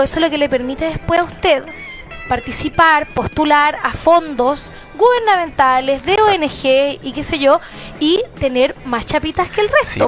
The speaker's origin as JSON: {"language": "Spanish", "town": "Temuco", "region": "Araucanía", "country": "Chile", "tie": "born or raised there", "moved": "yes", "said": "estaba en cuarto medio, en Temuco, yo soy de Temuco, provinciana de corazón"}